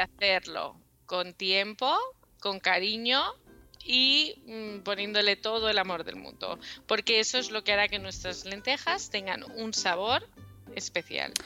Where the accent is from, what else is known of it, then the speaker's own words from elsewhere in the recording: Mallorca, Balearic Islands, Spain; yo soy de Mallorca